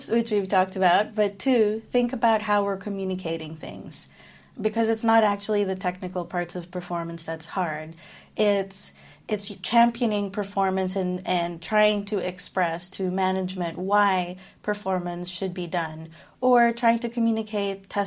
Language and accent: English; Philippines; moved away; So I am Filipino. I'm from the Philippines, but I've lived most of my life away from it. So it's kind of a mix of experiences there.